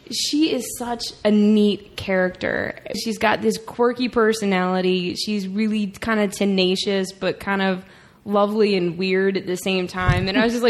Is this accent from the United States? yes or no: yes; Ocean City, Maryland, United States; I was born and raised here